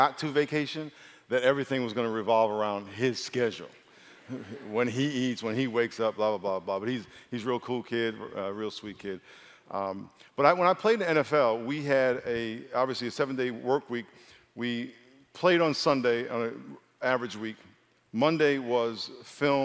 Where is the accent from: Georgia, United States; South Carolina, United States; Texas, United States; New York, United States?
New York, United States; moved away as an adult; now in California, United States; I grew up in New York